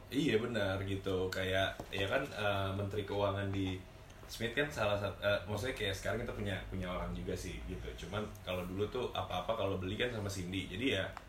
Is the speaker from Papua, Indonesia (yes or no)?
no; Bekasi, West Java, Indonesia; aku orang Bekasi